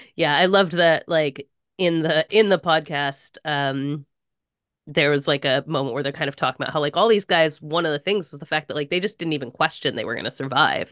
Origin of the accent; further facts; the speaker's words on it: United States; just as an American